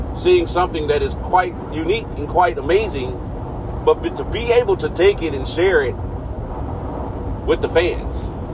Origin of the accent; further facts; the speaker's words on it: Michigan, United States; being from back where my hometown there in Michigan